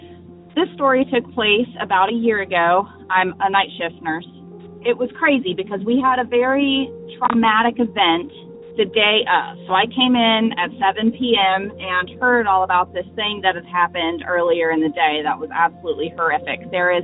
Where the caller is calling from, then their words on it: Northwest North Carolina, United States; This is …. I am calling from Northwest North Carolina.